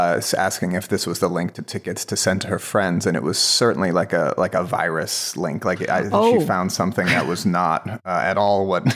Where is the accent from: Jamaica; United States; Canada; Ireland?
Ireland; I get I read as Canadian, but I'm Irish.